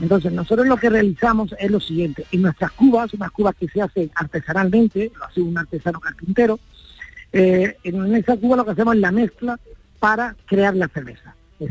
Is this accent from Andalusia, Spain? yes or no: yes; Granada, Andalusia, Spain; yo soy granadino, mi mujer es gaditana